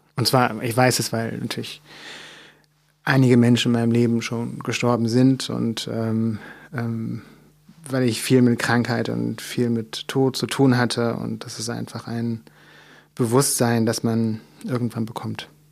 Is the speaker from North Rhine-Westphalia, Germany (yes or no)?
no; Mecklenburg Lake District, Mecklenburg-Vorpommern, Germany; ich bin in einem Dorf aufgewachsen, was wirklich sehr klein ist. Ähm, also in Mecklenburg in der Seenplatte